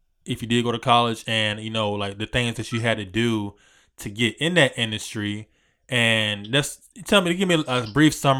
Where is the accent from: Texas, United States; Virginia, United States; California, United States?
Virginia, United States; Southern; I'm from Virginia, so based out of Virginia, Southern Virginia